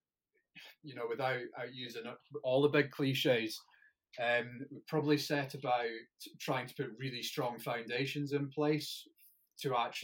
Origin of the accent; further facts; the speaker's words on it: Scottish Borders, Scotland, United Kingdom; I grew up in the Scottish borders.